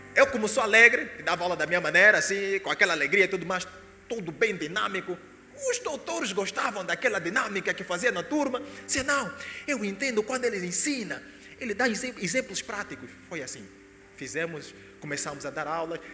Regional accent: Angola; moved away as an adult; I'm from Angola.

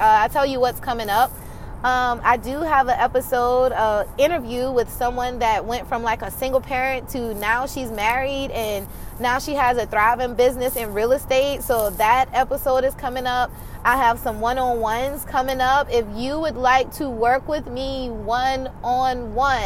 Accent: South Carolina, United States; I'm from South Carolina and I'm from a rural area, and I don't know, I'm just a small town girl

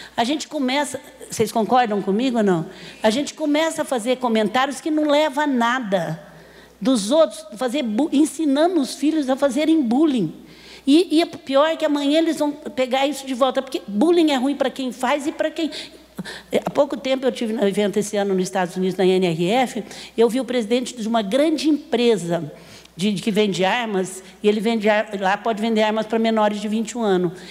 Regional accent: Franca, São Paulo, Brazil; Eu sou apaixonada pela minha terra

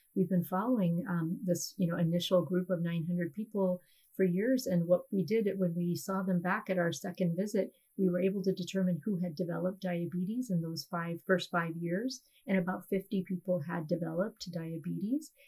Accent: India; now in United States; being South Asian myself, um, being an Indian immigrant

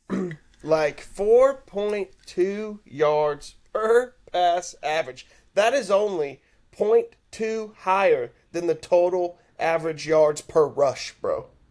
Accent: Houston, Texas, United States; I'm from Houston

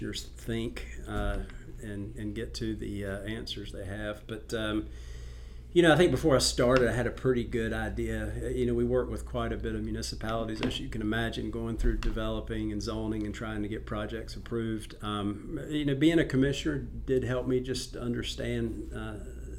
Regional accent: North Carolina, United States; I grew up in North Carolina

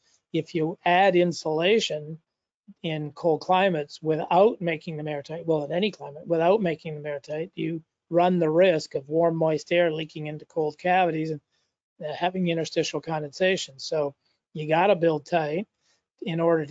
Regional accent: Canada; also born or lived in Saskatchewan / Toronto; I'm a Canadian, as you know, living and working in Toronto, Canada

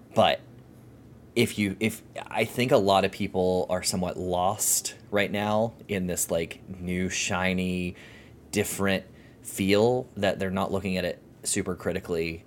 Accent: Florida, United States; accent: southerner; I'm from Florida

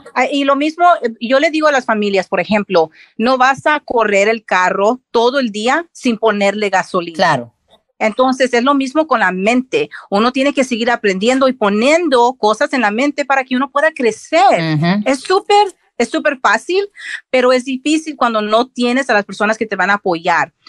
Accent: Texas, United States; also born or lived in Reynosa, Mexico (parents) / Tampico, Mexico (parents); yo soy de, de Texas, mis papás son de México Reynosa y Tampico

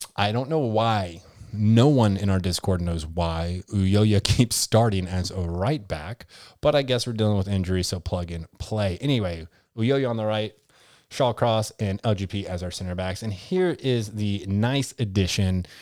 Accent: Kentucky, United States; I'm from Kentucky

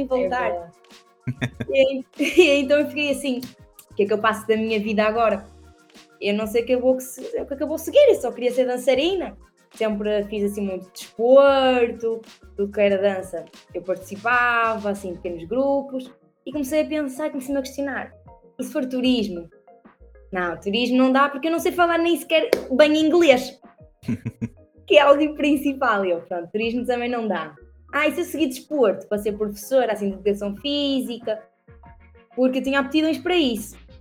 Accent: Perafita, Norte, Portugal; accent: northern; also born or lived in Custóias; eu sou do Porto, daqui, mais, mais precisamente de Purafita, num bairro humilde, nascida e criada

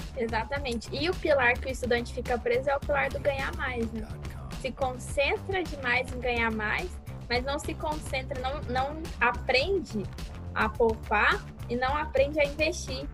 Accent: Mato Grosso do Sul, Brazil; moved away as an adult; now in Cáceres, Brazil; Eu sou do Mato Grosso do Sul

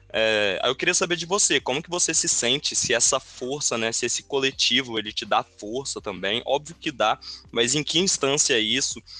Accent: Brazil; da gente enquanto brasileiro

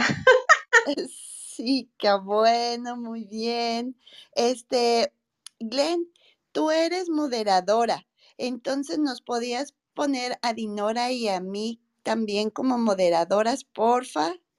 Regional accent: Mexico; nosotros como mexicanas

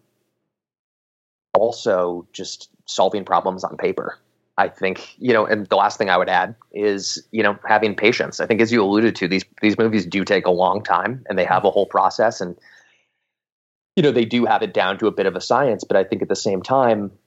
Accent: Silicon Valley, California, United States; I'm from Silicon Valley originally, so I definitely grew up, you know, in and around the tech scene.

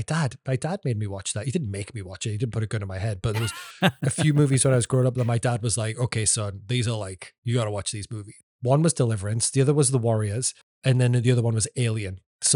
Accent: England, United Kingdom; This is what I know about Burt Reynolds as an Englishman

